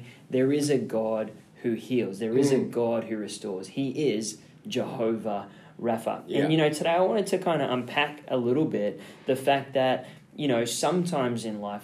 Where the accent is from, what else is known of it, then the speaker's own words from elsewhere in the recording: Australia; I grew up in Oz where it was basically like go free, run wild, climb whatever you want.